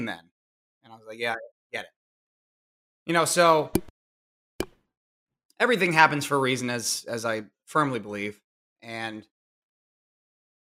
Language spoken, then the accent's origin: English; Connecticut, United States; I born and raised in Connecticut